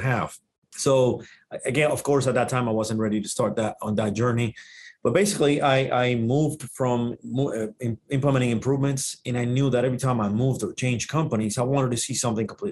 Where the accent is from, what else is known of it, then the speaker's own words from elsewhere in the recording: Dominican Republic; first language Spanish; English is a second language; moved away; I'm originally from the Dominican Republic. That's where the accent comes. Native language is Spanish.